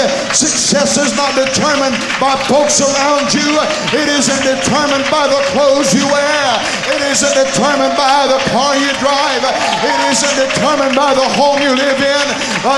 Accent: Conyers, Georgia, United States; I come from Conyers, Georgia, one of the cities that make up the metroplex

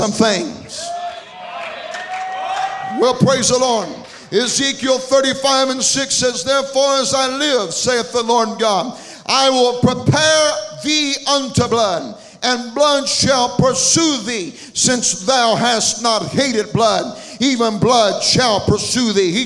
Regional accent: Atlanta, Georgia, United States; I come from the Atlanta area

